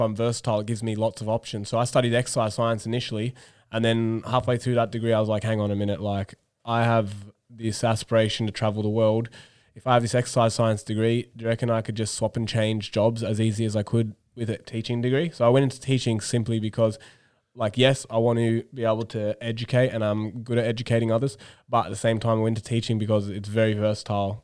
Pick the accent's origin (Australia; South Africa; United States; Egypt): Australia; moved away; as an Australian teacher